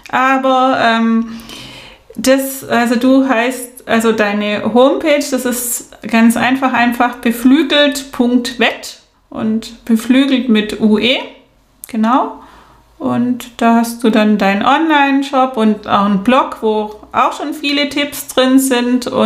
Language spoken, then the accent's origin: German; South Germany, Germany; wie man weiß und hört, bin ich ja aus dem Süden und da ist es dann noch weniger, weil wir haben nicht diese große Geflügelfarm